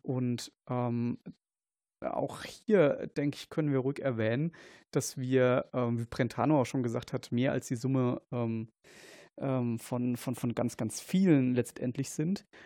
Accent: Kaiserslautern, Rhineland-Palatinate, Germany; ich komme aus, aus Kaiserslautern

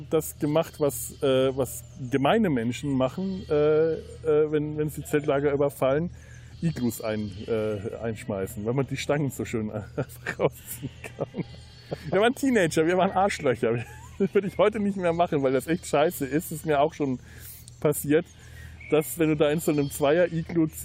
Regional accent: Bavaria, Germany; Da bin ich als Unterfranke auch neidlos, gestehe ich das den Oberfranken gerne zu.

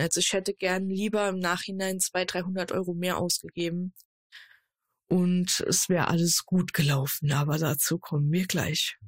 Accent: Saarland, Germany; moved away as an adult; now in Ruhr area, Germany; gebürtig aus dem Saarland und seit April eine neue Nordrhein-Westfälerin, genauer gesagt Ruhrbottlerin

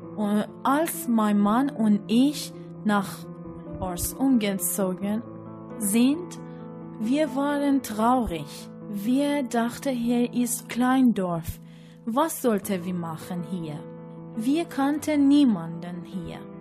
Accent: Iran; first language Persian; German is a second language; moved away as an adult; also born or lived in Hamburg / Paderborn; now in Hüllhorst, Germany; Ich lerne jeden Tag Deutsch, weil meine Muttersprache Persisch ist. Und das hat alles so angefangen. Wir waren in Iran.

